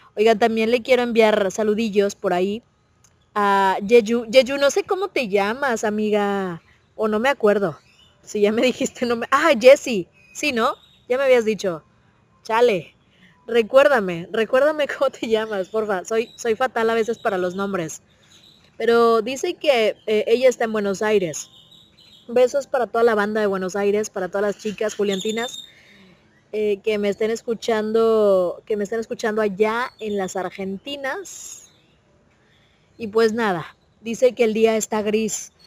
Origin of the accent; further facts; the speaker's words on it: Monterrey, Nuevo León, Mexico; acá en Monterrey decíamos a por